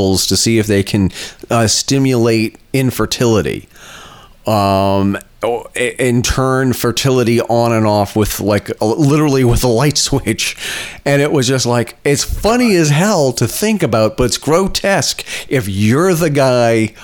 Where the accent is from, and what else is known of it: Vermont, United States; born or raised there